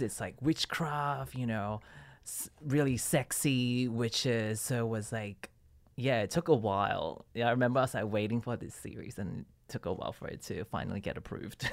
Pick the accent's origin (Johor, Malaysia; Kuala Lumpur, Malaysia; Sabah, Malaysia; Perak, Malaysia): Perak, Malaysia; Ipoh; moved away as an adult; also born or lived in Sydney, Australia; now in Australia; I grew up in Malaysia in a small town called Ipoh